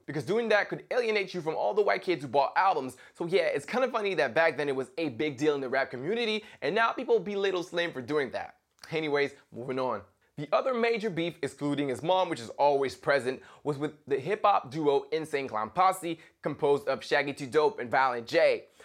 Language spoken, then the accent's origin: English; Montreal, Quebec, Canada; being a Canadian from Montreal